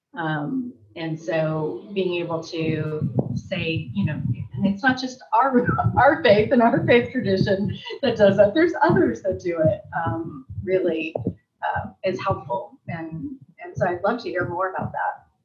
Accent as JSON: {"language": "English", "region": "Southern California", "country": "United States", "said": "I'm from Southern California"}